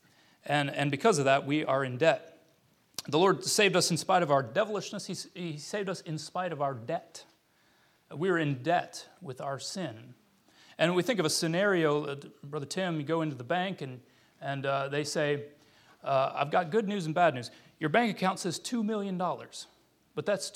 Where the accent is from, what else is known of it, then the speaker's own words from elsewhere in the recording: United States; moved away as an adult; also born or lived in Ukraine; I'm an American